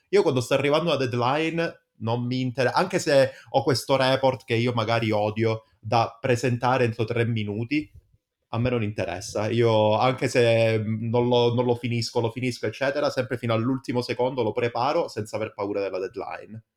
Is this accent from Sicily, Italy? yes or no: no; Calabria, Italy; accent: Calabrian; moved away; da noi invece in Calabria si dice